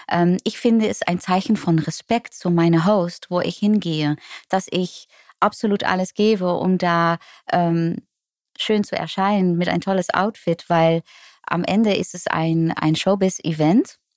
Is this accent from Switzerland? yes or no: no; Netherlands; German is a second language; now in Germany; plötzlich als Holländerin in Deutschland zu wohnen, obwohl, ja, äh, eigentlich crazy.